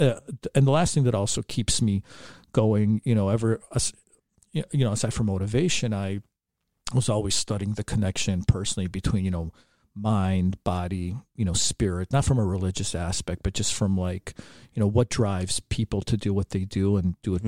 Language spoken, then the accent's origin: English; Chicago, Illinois, United States; growing up in Chicago